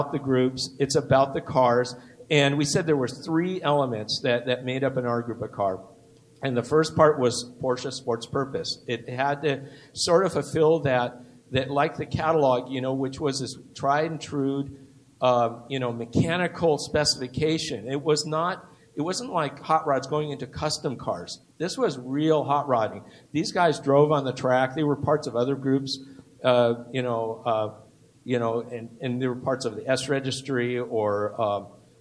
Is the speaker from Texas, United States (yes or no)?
no; Southern California, United States; I grew up in Southern California